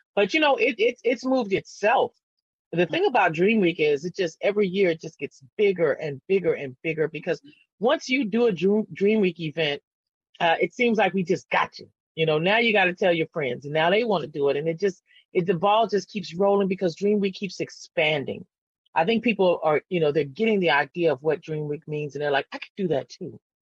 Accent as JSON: {"language": "English", "town": "San Antonio", "region": "Texas", "country": "United States", "tie": "born or raised there", "said": "I never moved. I never left. And I grew up on the East Side"}